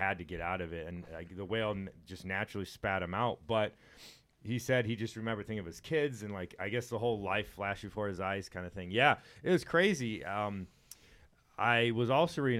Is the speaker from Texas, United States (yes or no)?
yes; Texas, United States; I grew up in Texas, and we went to the beach all the time.